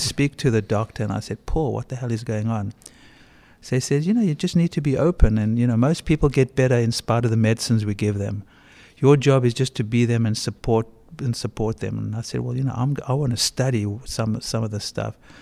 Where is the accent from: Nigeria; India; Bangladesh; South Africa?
South Africa; moved away as an adult; also born or lived in Bronx; I grew up in South Africa during apartheid